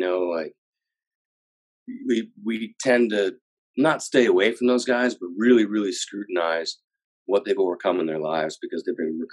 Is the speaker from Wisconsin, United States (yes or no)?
yes; Green Bay, Wisconsin, United States; moved away; I grew up in Green Bay, Wisconsin